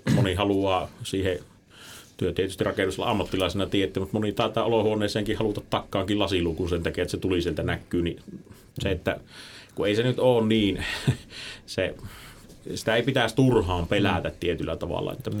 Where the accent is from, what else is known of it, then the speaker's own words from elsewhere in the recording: Suonenjoki, North Savo, Finland; itehän on taas sit siitä niinku Kuopiosta vähän poispäin